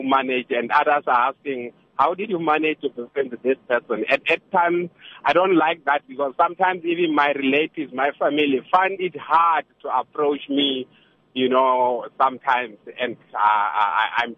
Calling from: Nigel, Gauteng, South Africa; I'm calling from Nigel

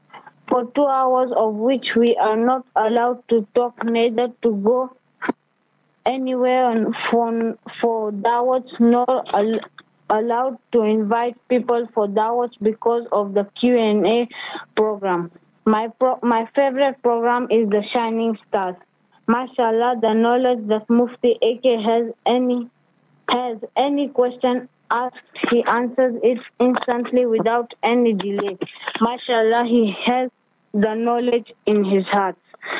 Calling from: Kenya; I'm tuning from Kenya in a small town on the slopes of Mount Kenya.

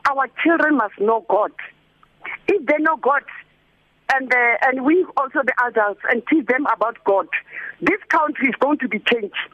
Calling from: Diepkloof, Gauteng, South Africa; from Diepkloof.

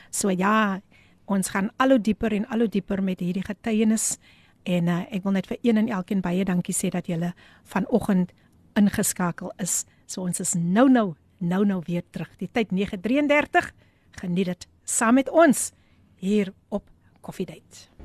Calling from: Abbotsdale, Western Cape, South Africa; Goeiemôre uit die PM. … van Abbotsdale wees gegroet.

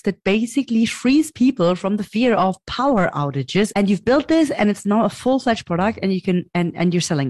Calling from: Berlin, Germany; I'm calling from Berlin, Germany.

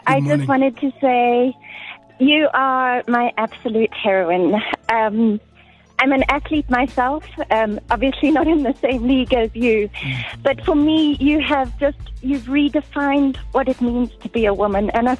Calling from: Pretoria, Gauteng, South Africa; From Pretoria.

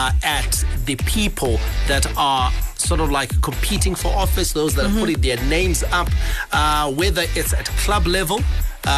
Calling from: Guruve, Mashonaland Central, Zimbabwe; Hi, ZFM Sports team. … from Guruve.

